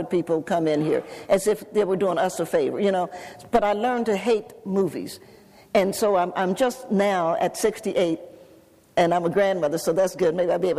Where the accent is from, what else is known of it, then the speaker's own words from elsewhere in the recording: Knoxville, Tennessee, United States; I grew up in the age of segregation. And where I grew up in Knoxville, Tennessee, when I lived with my grandparents